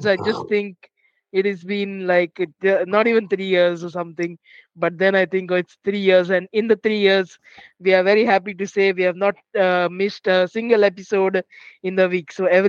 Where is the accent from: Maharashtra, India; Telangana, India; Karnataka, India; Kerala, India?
Maharashtra, India; Mumbai; So I'm from Mumbai, India